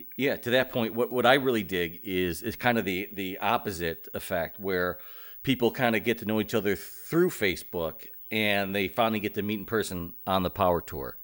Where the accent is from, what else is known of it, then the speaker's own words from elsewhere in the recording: Ohio, United States; I grew up in Ohio